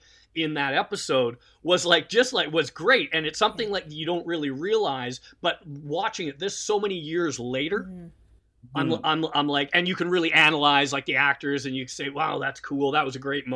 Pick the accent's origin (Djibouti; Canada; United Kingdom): Canada; us being Canadian